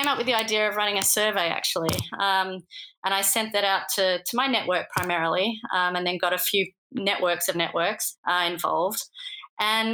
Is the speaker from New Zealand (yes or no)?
no; Australia; moved away as an adult; now in Lausanne, Switzerland; the first Australian on the podcast